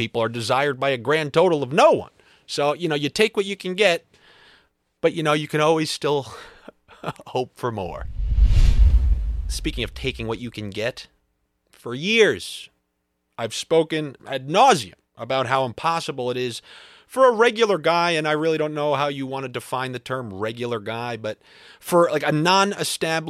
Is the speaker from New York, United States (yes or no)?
yes; Long Island, New York, United States; moved away as an adult; also born or lived in Boston / Los Angeles; I grew up in Long Island